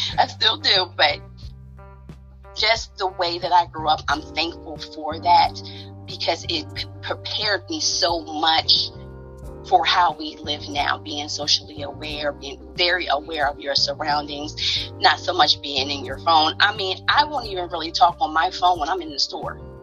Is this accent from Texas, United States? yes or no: no; New Jersey, United States; now in Baltimore, United States; I hail right now from Baltimore, Maryland. I'm originally from Jersey. I'm a Jersey girl